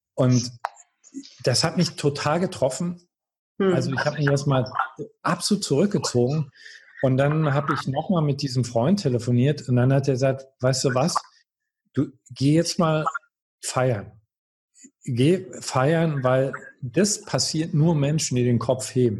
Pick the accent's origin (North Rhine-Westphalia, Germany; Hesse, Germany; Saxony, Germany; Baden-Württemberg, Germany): Saxony, Germany; Görlitz; also born or lived in Berlin; now in Baden-Baden, Germany; ich komme aus Görlitz.